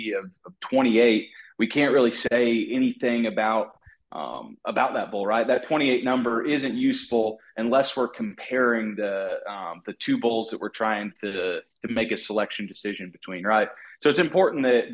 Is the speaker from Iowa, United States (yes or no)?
yes; Southwest Iowa, United States; moved away as an adult; also born or lived in Missouri; now in Tennessee, United States; I grew up in Southwest Iowa